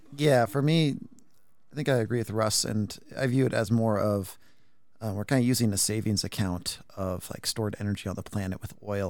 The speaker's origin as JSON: {"language": "English", "region": "Washington", "country": "United States", "tie": "born or raised there", "said": "I'm from Washington State, grew up here my whole life"}